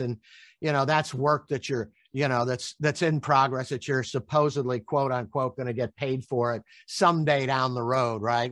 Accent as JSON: {"language": "English", "town": "Tampa", "region": "Florida", "country": "United States", "said": "I'm from Tampa, Florida."}